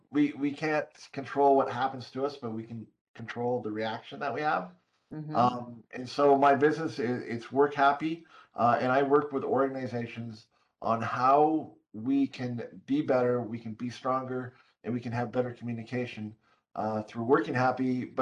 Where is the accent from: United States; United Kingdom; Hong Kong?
Hong Kong; Well, I'm born and raised in Hong Kong, although I'm a white Caucasian male.